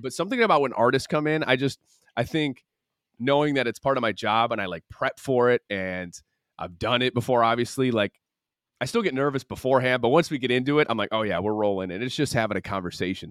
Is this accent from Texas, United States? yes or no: no; Michigan, United States; moved away as an adult; now in Los Angeles, United States; growing up in the Midwest and, um, having, like, a really strong family morals thing, and also just knowing that, like, my family's in Michigan, I have my friends in Michigan